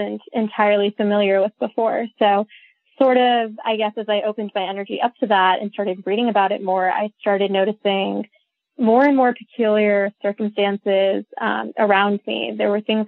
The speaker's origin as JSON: {"language": "English", "country": "India", "tie": "born or raised there", "said": "I was born in India. I've been raised Hindu."}